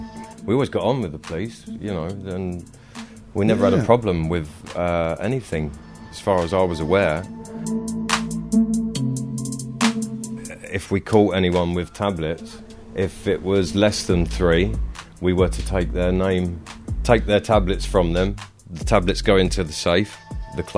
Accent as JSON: {"language": "English", "town": "Bromley", "region": "London", "country": "United Kingdom", "also_born_or_lived": "Plymouth", "moved": "as an adult", "said": "I'm from Bromley in Kent"}